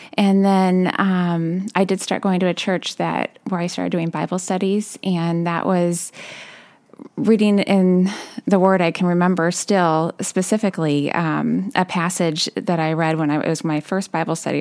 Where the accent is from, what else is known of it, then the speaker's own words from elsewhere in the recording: California, United States; moved away as an adult; now in Ludington, United States; I'm originally from California, and that's where I met my husband